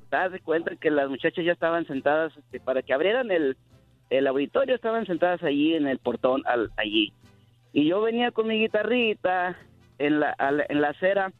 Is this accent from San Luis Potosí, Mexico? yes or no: yes; Rioverde, San Luis Potosí, Mexico; now in Phoenix, United States; Yo soy, nativo de Río Verde, San Luis Potosí